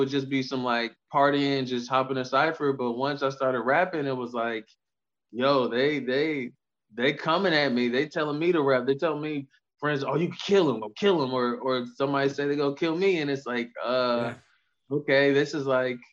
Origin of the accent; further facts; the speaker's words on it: Indiana, United States; being from Indiana